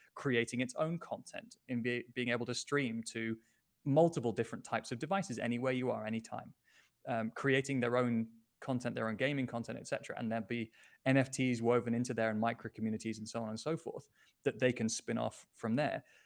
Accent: United Kingdom; now in Lisbon, Portugal; I'm British

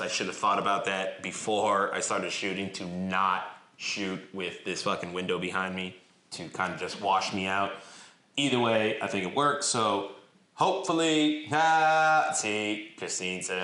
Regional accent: North Bergen, New Jersey, United States; my hometown of North Bergen

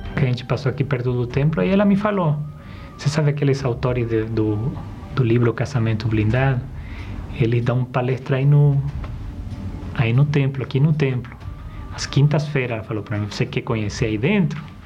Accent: Bolivia; eu fui criado numa cidade na Bolívia bem pequena

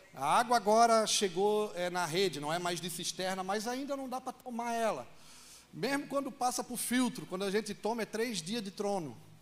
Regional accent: Itajaí, Santa Catarina, Brazil; moved away as an adult; now in Juazeiro, Brazil; eu sou de Itajaí, Santa Catarina

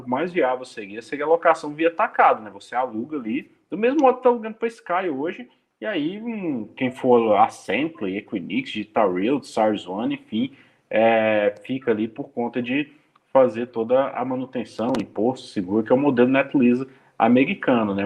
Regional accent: Brazil; eu sou brasileiro

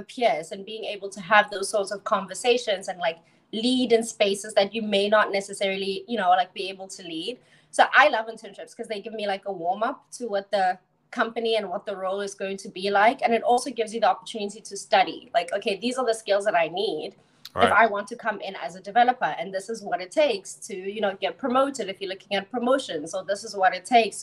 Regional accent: South Africa; moved away; also born or lived in Charlotte, North Carolina; I was born and raised in South Africa.

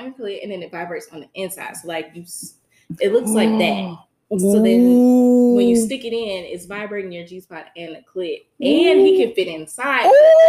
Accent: the South, United States; I'm from the South, but they never have.

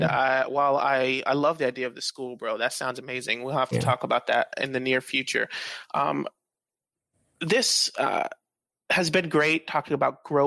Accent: Dominican Republic; now in Jacksonville, United States; I'm Dominican

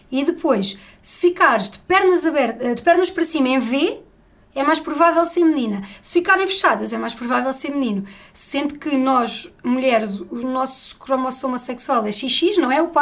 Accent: Algarve, Portugal; Eu sou do Algarve.

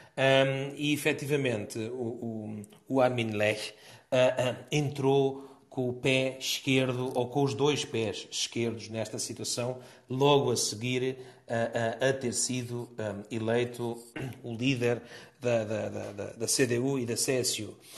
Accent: Portugal; a todos nós, sermos portugueses

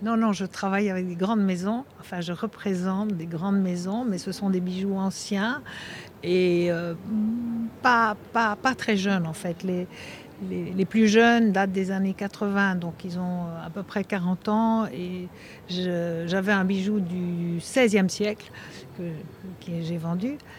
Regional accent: Belgium; now in Monaco; je suis belge

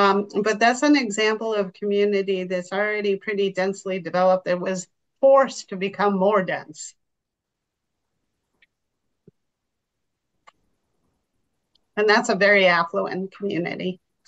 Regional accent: Milton, Massachusetts, United States; The town of Milton, which is actually my hometown

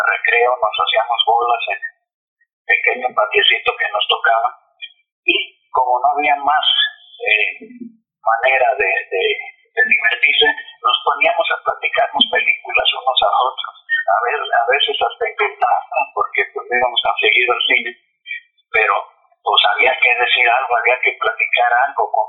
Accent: Sonora, Mexico; also born or lived in Guadalajara, Jalisco; yo nací en Guadalajara pero los nueve años me llevaron a, vivir mi madre, me llevó a vivir a, Sonora.

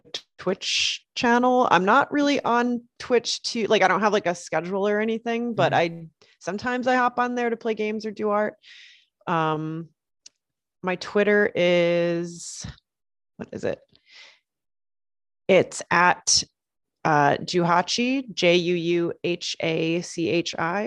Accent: Western Connecticut, United States; moved away as an adult; also born or lived in Seattle, Washington; now in Rochester, United States; I grew up in Western Connecticut

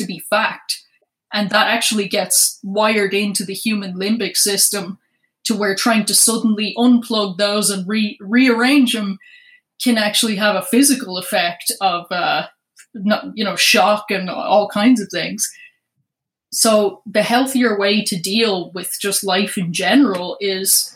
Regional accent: Ireland; moved away; I was born in Ireland. And in 2008, I was still in Ireland.

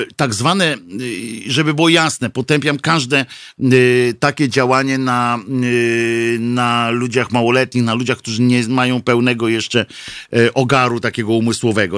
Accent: Tricity, Pomeranian Voivodeship, Poland; ja jestem z Trójmiasta

